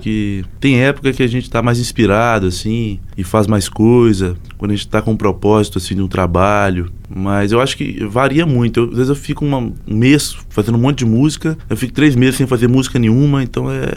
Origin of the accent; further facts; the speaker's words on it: Abre Campo, Minas Gerais, Brazil; now in Belo Horizonte, Brazil; de Abricampo, uma cidade da Zona da Mata Mineira.